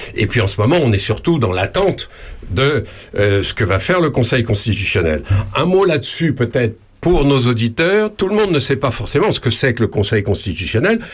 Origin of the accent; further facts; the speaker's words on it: France; chez nous en France